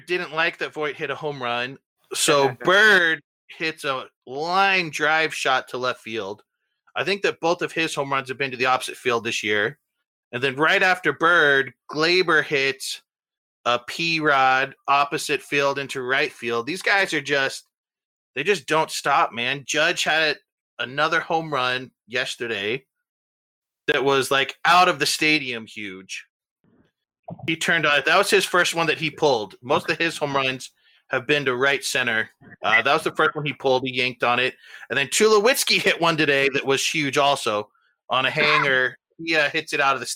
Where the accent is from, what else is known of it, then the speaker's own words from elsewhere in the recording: Dallas, Texas, United States; I grew up here in Dallas.